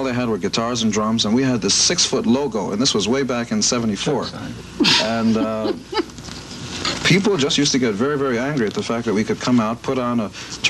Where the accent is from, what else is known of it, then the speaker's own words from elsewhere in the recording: New York City, New York, United States; Queens. I'm from Queens, New York. Actually, not too far away from Paul's house.